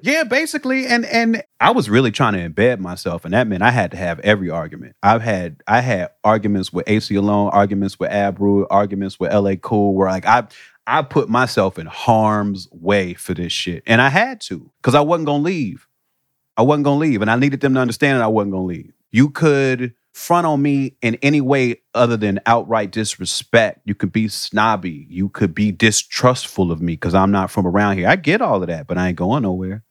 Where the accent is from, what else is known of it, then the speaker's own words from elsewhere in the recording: Chicago, Illinois, United States; moved away; I come from Chicago where that was looked at as a different thing